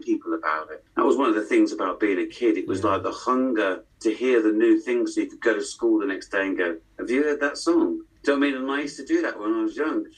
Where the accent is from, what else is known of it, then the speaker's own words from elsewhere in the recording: West Midlands, United Kingdom; moved away; also born or lived in Headless Cross / London; I'm from the Midlands, so it's the home of rock, basically